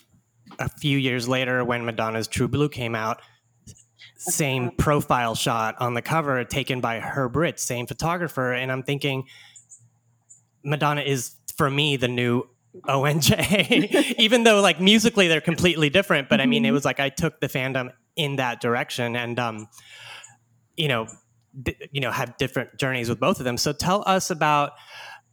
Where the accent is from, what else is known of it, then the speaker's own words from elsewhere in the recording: Houston, Texas, United States; in my hometown in Houston, Texas